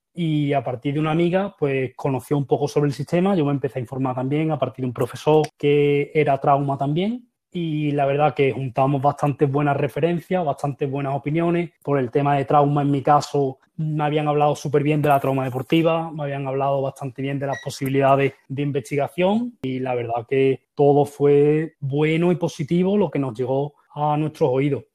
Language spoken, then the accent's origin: Spanish; Seville, Andalusia, Spain; moved away as an adult; also born or lived in Valencia; now in Sweden; Yo soy de Sevilla, estudié en Valencia